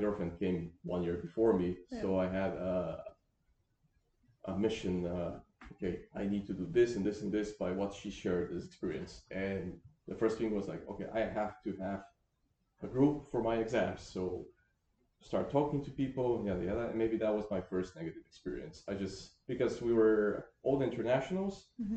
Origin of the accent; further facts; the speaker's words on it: Bulgaria; moved away as an adult; growing up in Eastern Europe